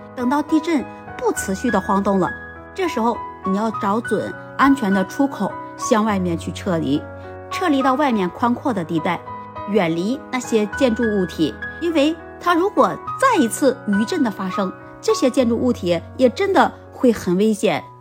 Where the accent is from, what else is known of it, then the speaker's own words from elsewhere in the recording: China; 我作为一个中国人